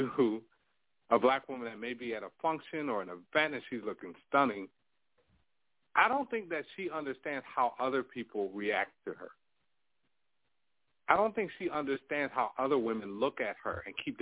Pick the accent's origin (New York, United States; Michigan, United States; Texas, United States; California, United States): New York, United States; I grew up in New York